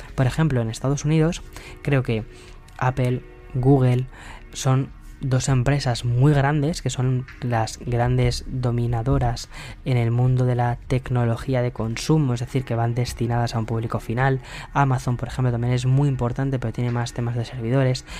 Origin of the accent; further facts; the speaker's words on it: Spain; mi país